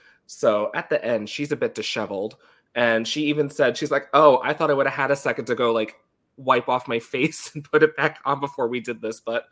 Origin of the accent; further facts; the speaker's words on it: Long Island, New York, United States; moved away as an adult; now in Washington DC area, United States; I grew up on Long Island right next to, like, JFK.